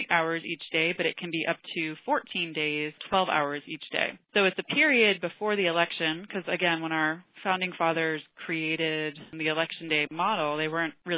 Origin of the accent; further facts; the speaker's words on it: Rhode Island, United States; moved away as an adult; also born or lived in Maine; now in Florida, United States; I'm originally from Rhode Island